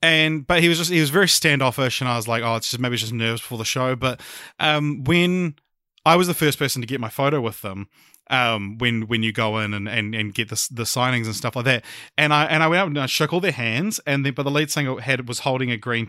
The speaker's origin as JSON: {"language": "English", "country": "New Zealand", "said": "I mentioned like I'm from New Zealand and stuff like"}